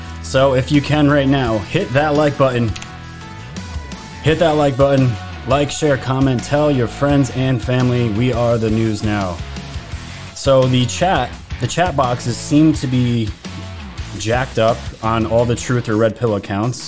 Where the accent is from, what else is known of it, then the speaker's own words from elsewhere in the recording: New York, United States; New York where I'm actually from